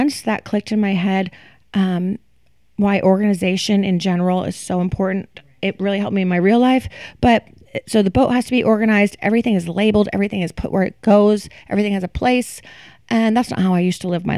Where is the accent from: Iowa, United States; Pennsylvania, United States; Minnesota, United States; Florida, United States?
Florida, United States; now in New York City, United States; I am from Florida.